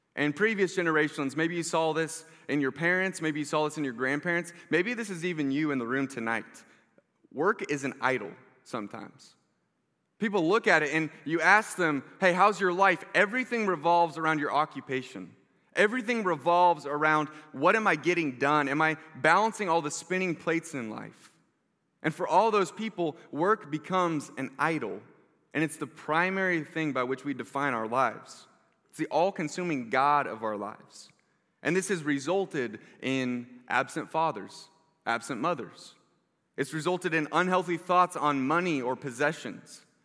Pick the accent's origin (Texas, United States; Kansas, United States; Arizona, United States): Kansas, United States; South Johnson County; I grew up in South Johnson County